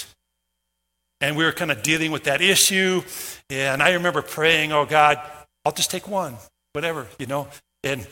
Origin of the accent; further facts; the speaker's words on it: Minnesota, United States; moved away as an adult; also born or lived in Iowa / North Dakota; I grew up in Minnesota.